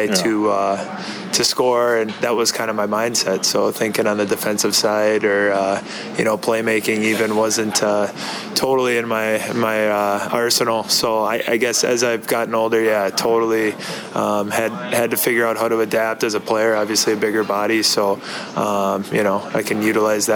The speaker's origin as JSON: {"language": "English", "town": "Blaine", "region": "Minnesota", "country": "United States", "tie": "born or raised there", "moved": "yes", "lives_now": "Edmonton, Canada"}